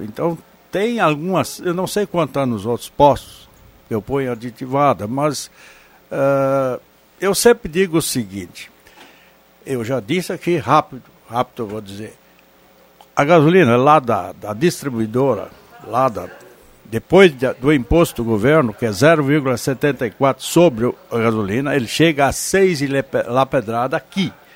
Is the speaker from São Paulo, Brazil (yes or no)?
no; Vale do Sol, Rio Grande do Sul, Brazil; moved away; eu sou lá do Val do Sol, sou natural de lá